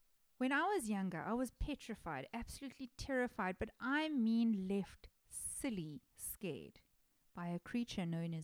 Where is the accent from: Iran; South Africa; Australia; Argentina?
South Africa; I'm a South African person